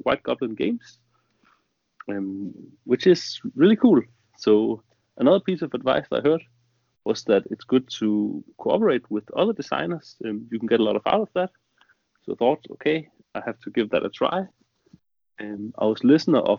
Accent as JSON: {"language": "English", "country": "Denmark", "said": "I'm from Denmark."}